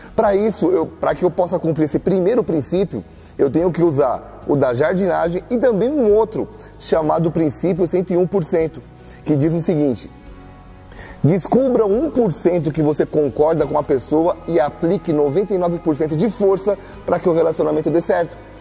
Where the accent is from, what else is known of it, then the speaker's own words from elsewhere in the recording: Brazil; nós, como brasileiros